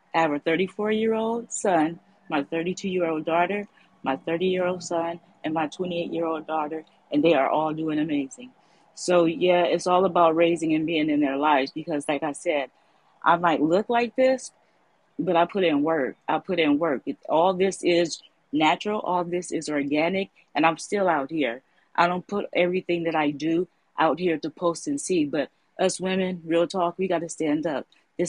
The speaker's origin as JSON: {"language": "English", "town": "San Francisco", "region": "California", "country": "United States", "tie": "born or raised there", "said": "I'm raised and born in Frisco. I'm from the Bay."}